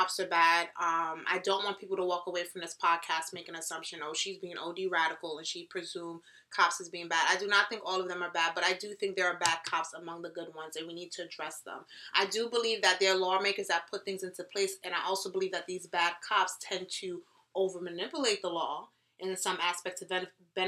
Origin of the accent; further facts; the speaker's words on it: New York City, New York, United States; I'm from the Bronx. And shout out to my people from the Bronx